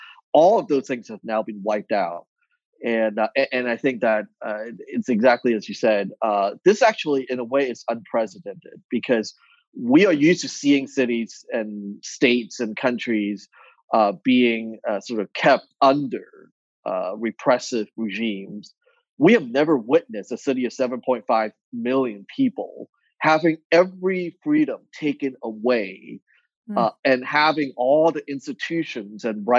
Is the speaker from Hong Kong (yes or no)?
yes; Hong Kong; I grew up in Hong Kong, I was born there.